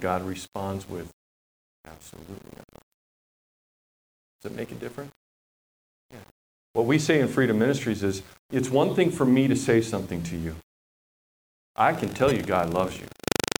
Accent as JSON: {"language": "English", "country": "Papua New Guinea", "tie": "born or raised there", "said": "I was a kid growing up in Papua New Guinea a long time ago"}